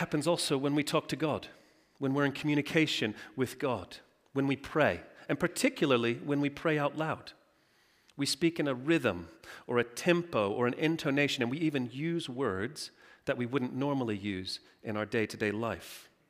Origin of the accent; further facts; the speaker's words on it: Texas, United States; Now, I'm from Texas. You may not have thought that from my accent, but when I do go home and I speak to my mom, it's all, "Howdy, y'all.